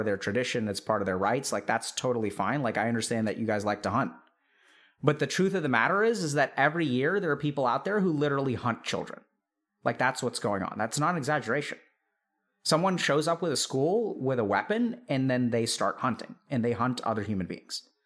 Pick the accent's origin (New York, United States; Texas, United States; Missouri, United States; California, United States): Texas, United States; growing up in Texas